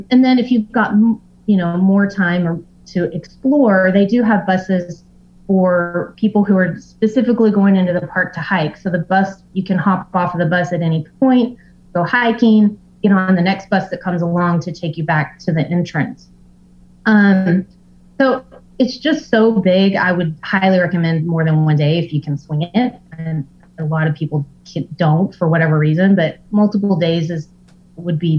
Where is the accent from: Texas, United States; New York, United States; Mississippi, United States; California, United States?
Texas, United States; I'm from Texas